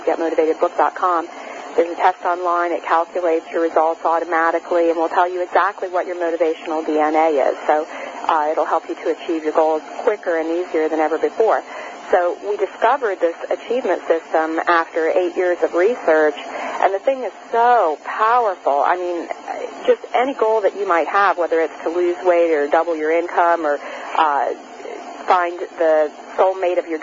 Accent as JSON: {"language": "English", "town": "New Orleans", "region": "Louisiana", "country": "United States", "tie": "born or raised there", "said": "I grew up in New Orleans, Louisiana"}